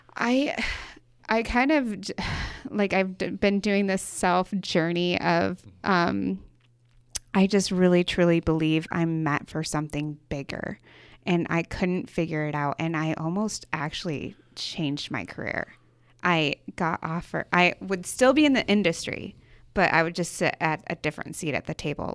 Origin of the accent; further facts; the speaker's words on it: Michigan, United States; moved away as an adult; now in Boise, United States; was born and raised in Michigan